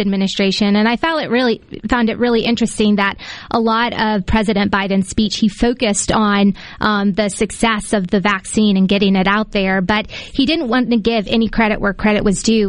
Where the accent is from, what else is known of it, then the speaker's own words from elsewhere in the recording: Decatur, Mississippi, United States; I'm from Decatur, rural Mississippi.